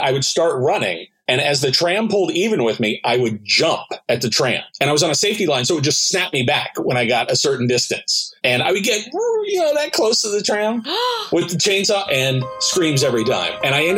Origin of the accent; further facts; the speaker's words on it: Tennessee, United States; I grew up in Tennessee and rural.